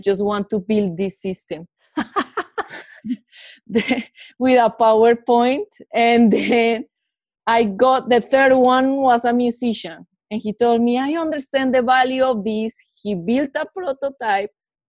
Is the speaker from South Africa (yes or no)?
no; Bogotá, Colombia; moved away as an adult; now in Silicon Valley, United States; Like when I moved from Bogota to Silicon Valley, I didn't have a network. I didn't know anybody.